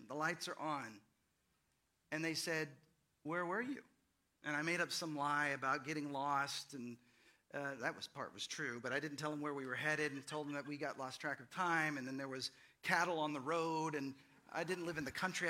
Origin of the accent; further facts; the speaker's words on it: Fort Worth, Texas, United States; now in Austin, United States; I grew up in the Dallas Fort Worth area